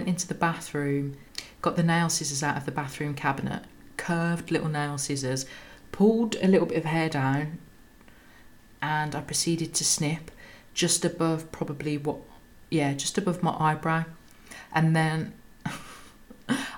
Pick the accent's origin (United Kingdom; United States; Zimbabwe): United Kingdom; Birmingham, West Midlands; I'm a Brummie